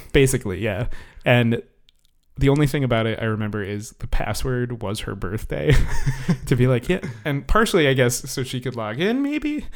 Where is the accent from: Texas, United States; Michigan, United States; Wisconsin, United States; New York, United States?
New York, United States; New York City; moved away as an adult; I'm from the New York City area.